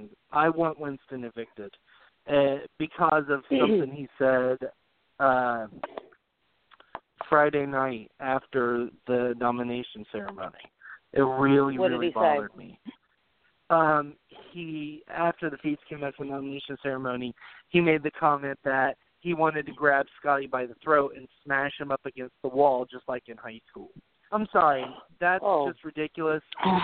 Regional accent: England, United Kingdom; But that's just because I'm an English person and I don't like referring to you.

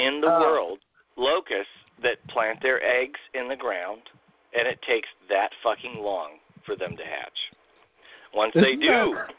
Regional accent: Illinois, United States; moved away; Illinois, in my home state. Yeah, where I grew up.

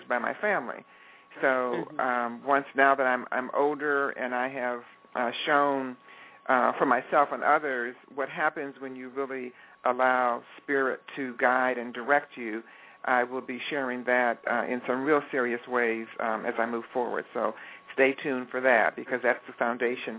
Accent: Detroit, Michigan, United States; moved away as an adult; I am a product of Detroit, Michigan. That's where I was born and raised.

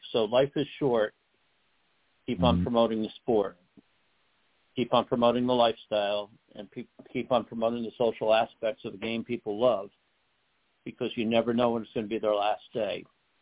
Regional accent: New York City, New York, United States; I grew up in the Northeast. And in the Northeast, especially in New York City where I was

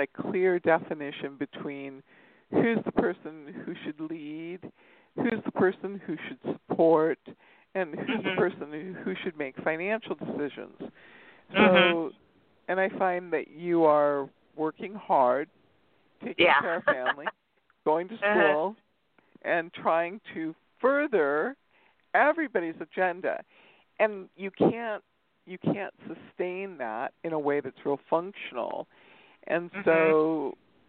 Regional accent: Torrance, California, United States; I was born in Torrance, California. I'm a California girl.

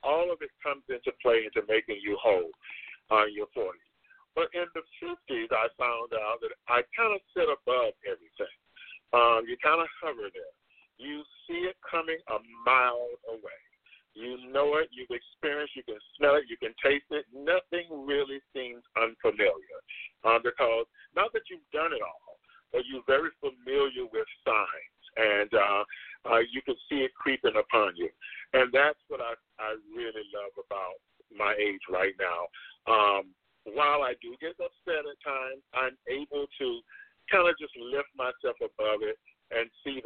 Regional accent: Crystal River, Florida, United States; moved away; also born or lived in Orlando, Florida; I'm originally from Crystal River, Florida. That's where I got my formal education

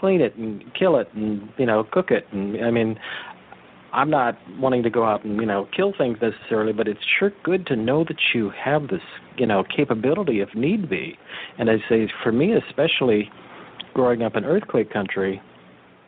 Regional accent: Big Sur, California, United States; I grew up in the Big Sur area

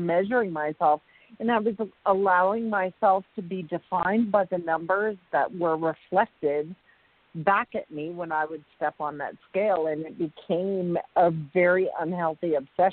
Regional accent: Canada; I'm Canadian

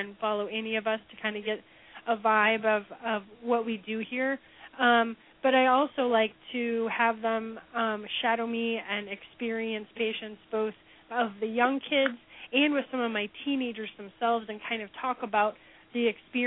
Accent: Omaha, Nebraska, United States; moved away as an adult; also born or lived in Cincinnati, Ohio; now in Kansas City, United States; I'm currently in Kansas City, where I now call home, but I'm originally from Omaha, Nebraska

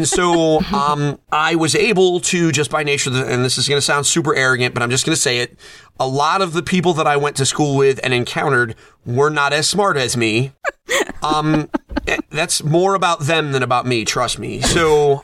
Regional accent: Bangor, Maine, United States; moved away; I was born in Bangor, Maine, down the street from Stephen King

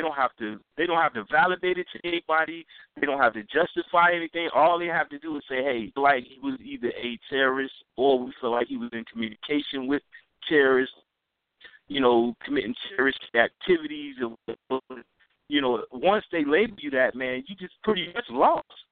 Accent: the South, United States; I'm from the South

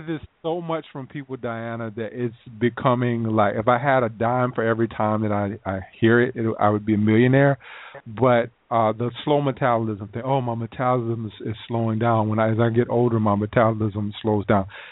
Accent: South Carolina, United States; moved away; I'm from South Carolina.

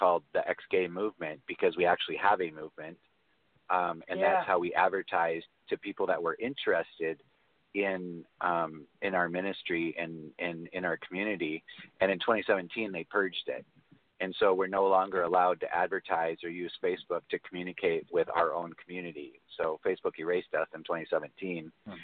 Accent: United States; I was born in America

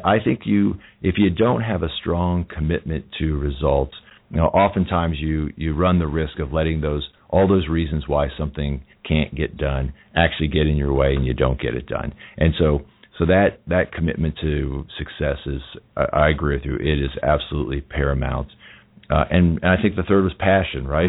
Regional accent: United States; I'm an American

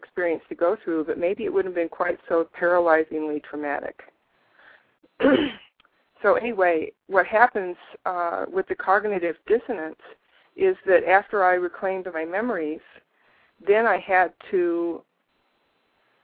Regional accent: United States; I grew up in the United States of America.

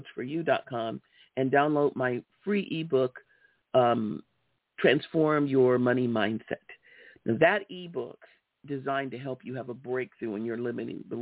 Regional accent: Los Angeles, California, United States; I grew up in Los Angeles, California, in South Central LA, on 56 and Hoover

